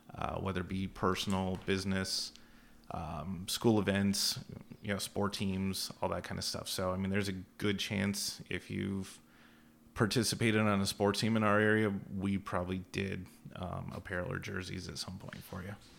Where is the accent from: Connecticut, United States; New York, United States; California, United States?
New York, United States; Au Sable Forks; I'm from Aux Sable Forks